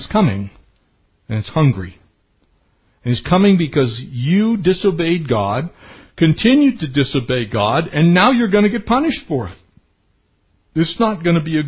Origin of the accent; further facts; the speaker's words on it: San Diego County, California, United States; when I was growing up in San Diego County